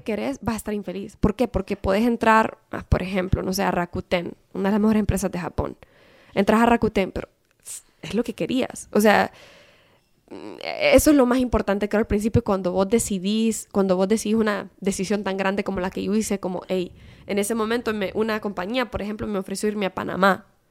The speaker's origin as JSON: {"language": "Spanish", "country": "Honduras", "moved": "as an adult", "said": "yo soy hondureña"}